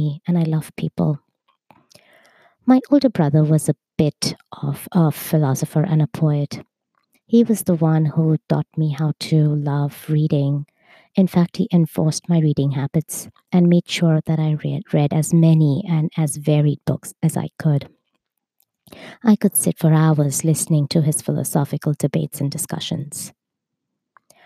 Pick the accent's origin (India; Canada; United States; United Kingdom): India; Mumbai, Maharashtra; I was born in Bombay, India, in a family of five